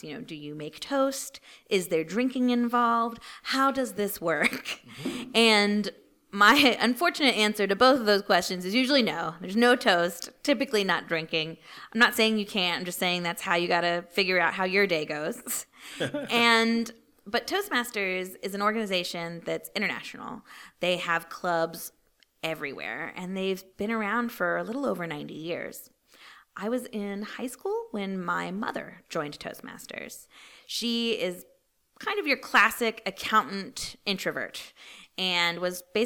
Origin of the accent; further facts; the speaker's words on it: Brunswick, Maryland, United States; moved away as an adult; also born or lived in North Carolina; grew up in Brunswick, Maryland, right across the river